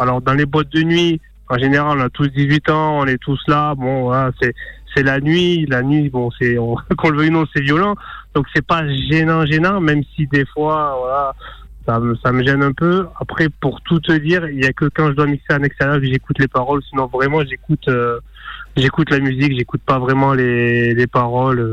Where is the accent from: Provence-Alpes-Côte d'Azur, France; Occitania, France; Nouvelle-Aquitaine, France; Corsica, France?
Occitania, France; Narbonne; je suis de Narbonne